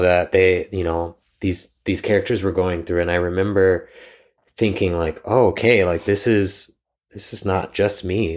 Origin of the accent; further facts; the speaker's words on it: Pickerington, Ohio, United States; moved away; I grew up in Pickerington, Ohio